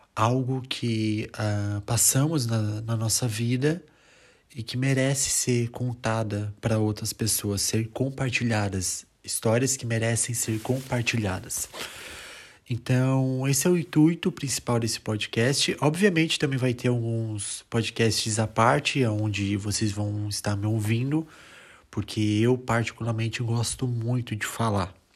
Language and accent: Portuguese; Brazil; moved away as an adult; also born or lived in northern Italy; now in Italy; sou brasileiro e atualmente eu moro aqui na Itália, no norte da Itália, aproximadamente dois anos